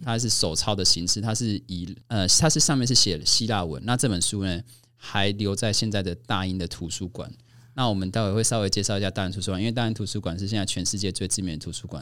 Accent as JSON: {"language": "Chinese", "region": "Kaohsiung", "country": "Taiwan", "said": "我们是高雄人嘛"}